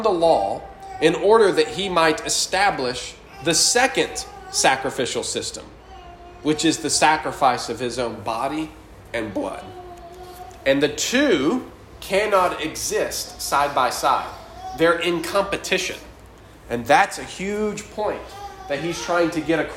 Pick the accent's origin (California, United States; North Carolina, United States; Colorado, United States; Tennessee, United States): Tennessee, United States; Chattanooga; I grew up in Chattanooga, and Chickamauga Battlefield